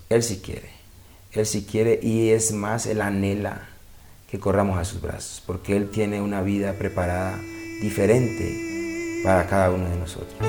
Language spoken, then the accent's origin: Spanish; Cali, Valle del Cauca, Colombia; also born or lived in Cartago, Colombia; yo vivía en Cartago en ese tiempo, ya vuelta, mi mamá nos regresa de nuevo a Cali, salimos de Cali, pero volvimos y regresamos a Cali. Y, ahí regresamos al distrito de Agua